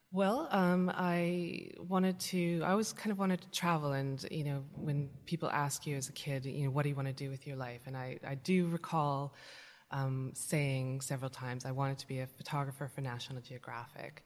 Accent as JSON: {"language": "English", "region": "British Columbia", "country": "Canada", "tie": "born or raised there", "moved": "as an adult", "lives_now": "London, United Kingdom", "said": "I grew up in British Columbia, in Canada."}